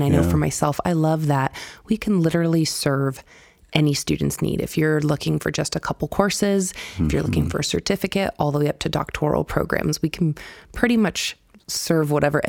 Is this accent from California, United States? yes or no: no; Kentucky, United States; moved away; growing up in Kentucky